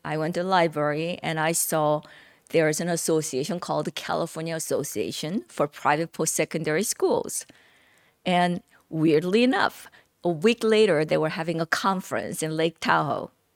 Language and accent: English; South Korea; English is a second language; moved away as an adult; now in United States; growing up in Korea